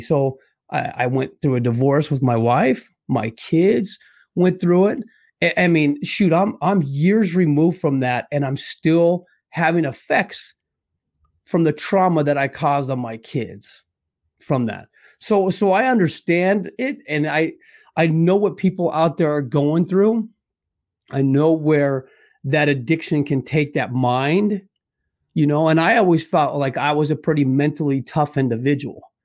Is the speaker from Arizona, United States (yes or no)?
yes; Scottsdale, Arizona, United States; born and raised in Scottsdale, Arizona.